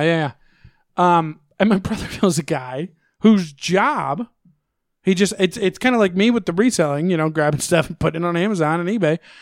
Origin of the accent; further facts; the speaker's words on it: Missouri, United States; I'm from Missouri